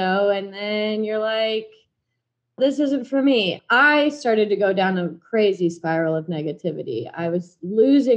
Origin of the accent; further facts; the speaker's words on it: Blue Springs, Missouri, United States; moved away as an adult; also born or lived in Kansas; now in Dallas, United States; I am currently in Dallas, Texas from Blue Springs, Missouri, right outside Kansas City. So all the Chiefs fans, that's my hometown